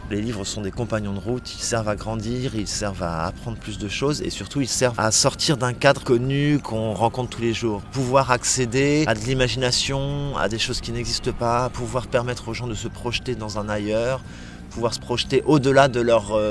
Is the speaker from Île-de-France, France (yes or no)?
no; Granville, Normandy, France; Moi, j'ai grandi à Granville